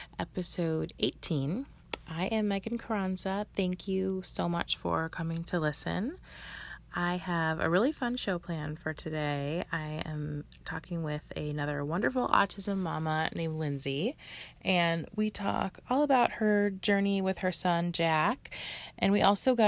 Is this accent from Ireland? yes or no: yes; Ireland; Oh, I'm from Ireland, but shout out to Irish.